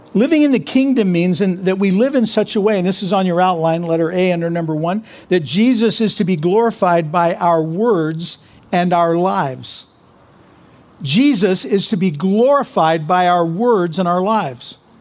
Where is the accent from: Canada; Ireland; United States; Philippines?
United States; Kansas; I'm from Kansas